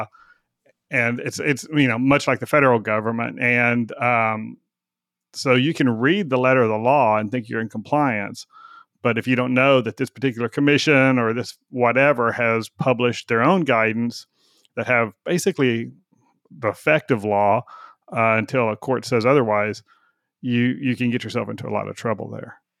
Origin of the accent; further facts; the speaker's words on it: Texas, United States; I'm a Texan